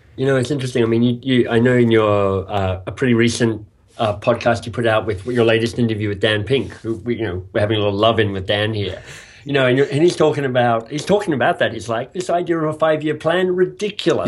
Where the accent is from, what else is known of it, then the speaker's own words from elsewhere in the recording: Australia; moved away as an adult; also born or lived in England; now in Toronto, Canada; I am a Australian.